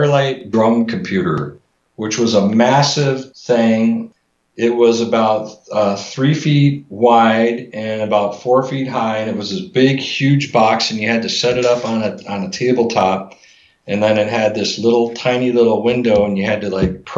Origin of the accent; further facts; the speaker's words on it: Chicago, Illinois, United States; I'm from Chicago area